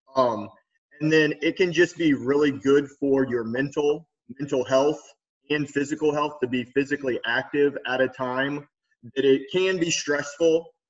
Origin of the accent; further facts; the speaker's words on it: Lima, Ohio, United States; also born or lived in Westerville, Ohio / New York City; I'm from Lima, Ohio, which is like northwest Ohio